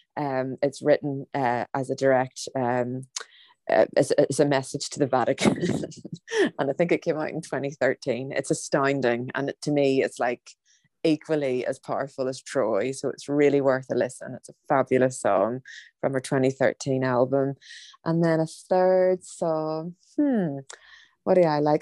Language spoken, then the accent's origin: English; Ireland; as an Irish woman